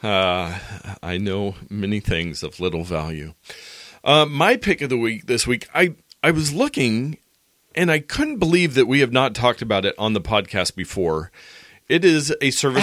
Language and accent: English; United States; as American, adult Americans